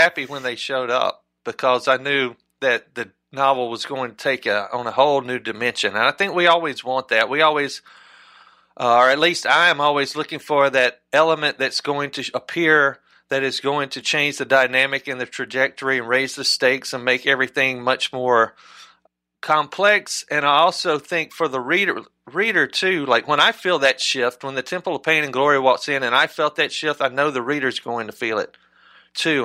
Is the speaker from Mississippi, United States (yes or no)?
yes; South Mississippi, United States; also born or lived in Europe; now in Oxford, United States; growing up in South Mississippi